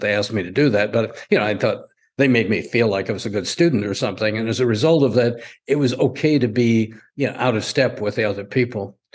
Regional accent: Spokane, Washington, United States; I was raised in Spokane, Washington

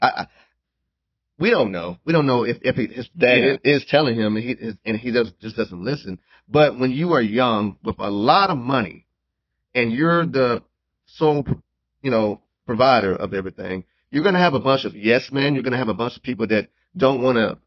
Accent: Memphis, Tennessee, United States; now in Fort Worth, United States; my hometown is actually Memphis

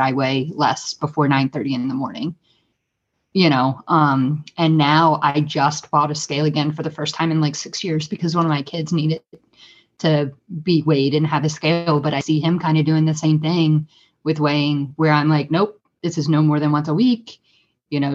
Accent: United States; as an American woman

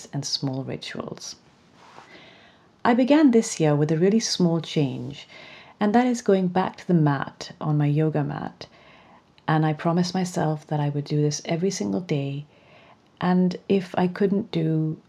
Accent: Pakistan; growing up in Pakistan, where creativity was always meant to be a hobby and not a career

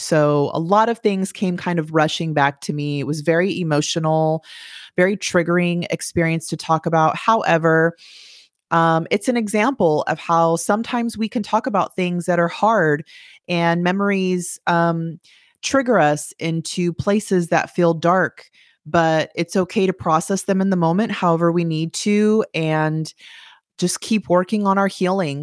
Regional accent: California, United States; moved away; I grew up in California

